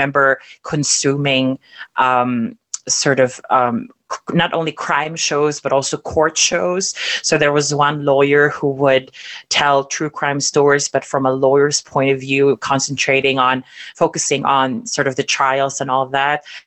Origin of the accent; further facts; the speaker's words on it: Davao City, Davao Region, Philippines; moved away; also born or lived in Germany; I grew up in Davao City in the 90s.